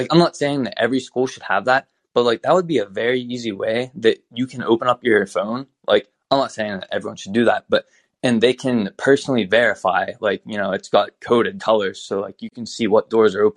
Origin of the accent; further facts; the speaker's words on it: Western Pennsylvania, United States; I'm from Western PA